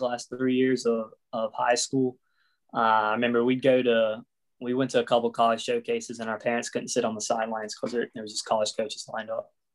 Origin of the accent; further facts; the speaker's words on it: Pearl, Mississippi, United States; also born or lived in Plano, Texas; moved to Pearl when I was about three, and yeah, that's where I grew up, Pearl, Mississippi